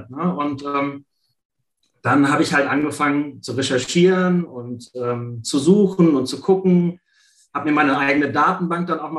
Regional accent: Düsseldorf, North Rhine-Westphalia, Germany; da muss ich mich ein bisschen outen, Bayern-Fan geworden bin, mhm. ja, als Düsseldorfer.

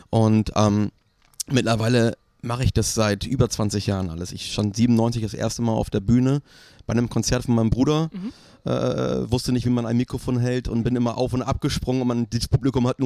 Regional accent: Bremen, Germany; moved away; mir nicht vorstellen, zurückzugehen nach Bremen, auch wenn ich Bremen sehr liebe. Ähm, das ist halt meine Heimat natürlich, man hat da so eine Verbundenheit.

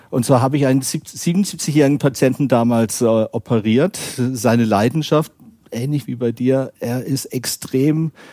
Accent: Renchen, Baden-Württemberg, Germany; Gebürtig bin ich aus dem Süden von Deutschland und meine Wurzeln sind in Rännchen, kennt keiner

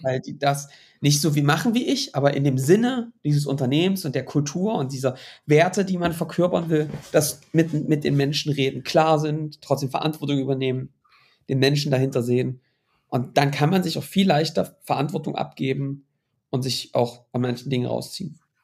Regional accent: Baltic coast, Germany; ich bin an der Ostsee mit fast mit groß geworden

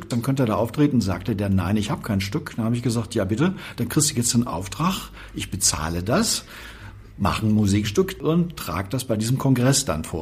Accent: Dortmund, North Rhine-Westphalia, Germany; now in Berlin, Germany; ich bin in Westfalen geboren und dann in Dortmund aufgewachsen, seitdem ich zur Schule ging. Und da bin ich dann auch bis Mitte 20 geblieben

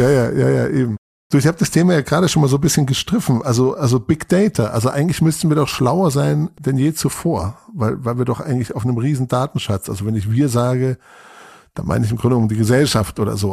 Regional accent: Munich area, Bavaria, Germany; Also ich komme aus, aus dem Münchner Raum

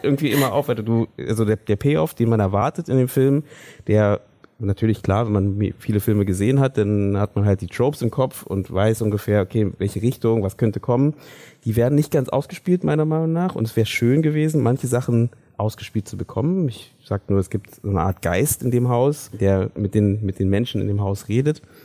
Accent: Germany; wir ähm, als deutsche Filmschaffende

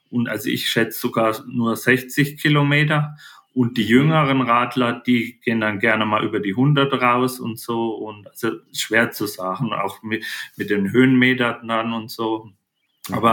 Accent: Spessart, Germany; ich bin im Spessart aufgewachsen, am Fluss Main in der Mitte Deutschland

